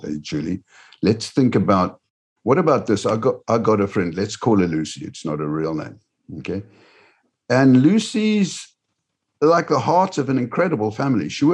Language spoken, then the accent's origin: English; Cape Town, Western Cape, South Africa; moved away; also born or lived in United Kingdom / Sydney, Australia; I grew up in Cape Town, South Africa, and then came over to the United Kingdom. I've lived in Australia.